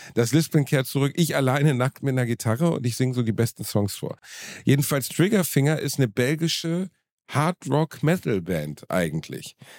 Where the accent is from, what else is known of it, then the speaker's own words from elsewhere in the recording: Gelsenkirchen, North Rhine-Westphalia, Germany; Ich war Torwart beim TuS Rotthausen in meiner Heimatstadt